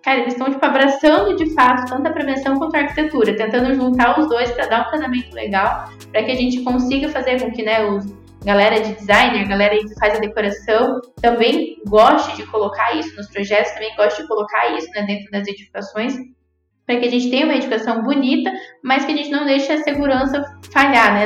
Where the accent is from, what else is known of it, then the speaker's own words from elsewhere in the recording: Cascavel, Paraná, Brazil; eu sou de Cascavel, né, aqui no interior do Paraná